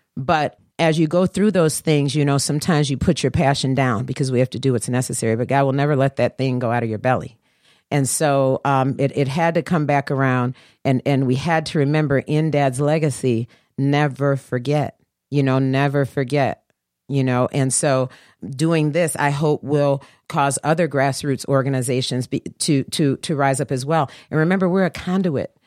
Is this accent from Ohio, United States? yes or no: no; Detroit, Michigan, United States; we are Detroit